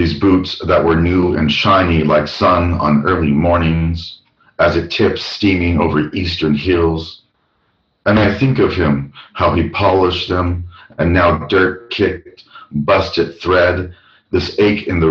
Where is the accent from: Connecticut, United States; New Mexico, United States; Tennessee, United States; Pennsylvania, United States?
New Mexico, United States; Albuquerque; but I'm from Albuquerque, New Mexico. The time I was raised in Albuquerque between the 80s and 90s